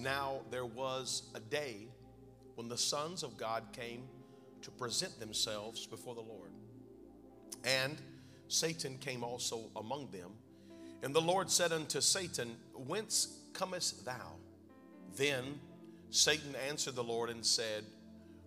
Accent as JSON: {"language": "English", "region": "North Carolina", "country": "United States", "tie": "born or raised there", "said": "a little bit of vernacular from my home state, North Carolina"}